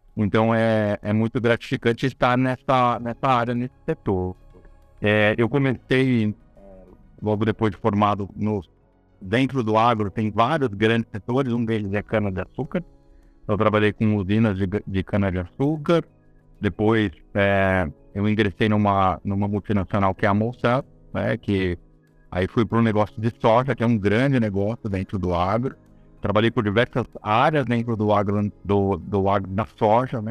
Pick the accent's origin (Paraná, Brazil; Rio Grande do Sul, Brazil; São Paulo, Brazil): São Paulo, Brazil; eu sou uma pessoa de São Paulo, capital. Eu moro em São Paulo, nasci em São Paulo